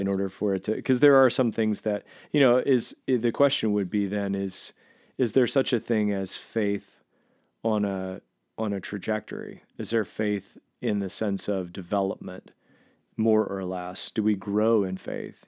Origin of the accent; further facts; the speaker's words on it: Southern West Virginia, United States; I grew up in Southern West Virginia as a Nazarene.